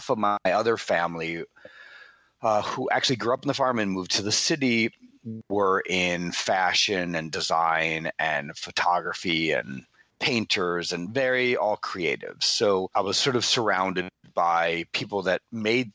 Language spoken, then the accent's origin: English; Bayport, New York, United States; moved away as an adult; also born or lived in Manhattan / New Orleans; now in Los Angeles, United States; grew up in this little seafaring town on Long Island on the South Shore called Bayport